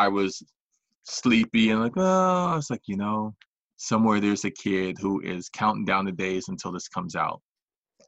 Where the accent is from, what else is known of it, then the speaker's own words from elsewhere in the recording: New York, United States; I was born in New York